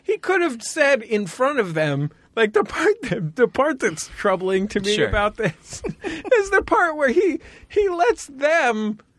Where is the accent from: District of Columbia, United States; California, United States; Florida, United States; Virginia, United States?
California, United States; San Francisco; I grew up in San Francisco.